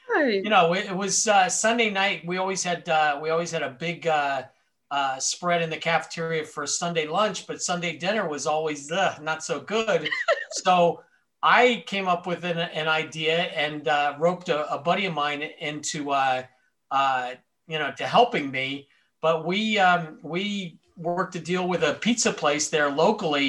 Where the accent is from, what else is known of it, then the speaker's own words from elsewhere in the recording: Miami, Florida, United States; I was born and raised in Miami, Florida, lived there almost my entire life